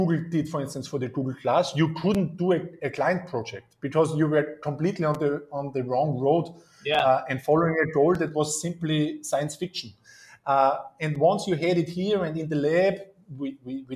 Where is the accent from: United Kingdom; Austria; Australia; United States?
Austria; I'm from Austria